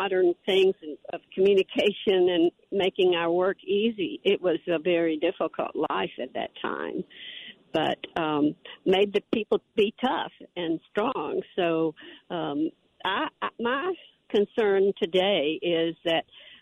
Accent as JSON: {"language": "English", "town": "Bogalusa", "region": "Louisiana", "country": "United States", "tie": "born or raised there", "said": "my hometown of Bugaloosa"}